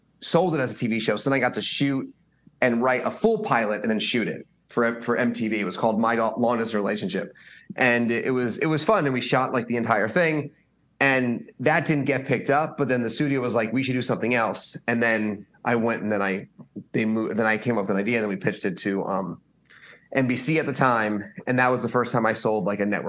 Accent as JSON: {"language": "English", "town": "Stamford", "region": "Connecticut", "country": "United States", "also_born_or_lived": "Boston", "moved": "yes", "lives_now": "Los Angeles, United States", "said": "I'm from Stamford, Connecticut"}